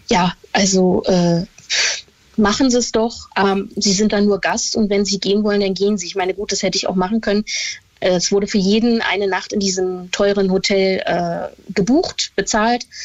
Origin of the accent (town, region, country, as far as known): Stralsund, Mecklenburg-Vorpommern, Germany; born or raised there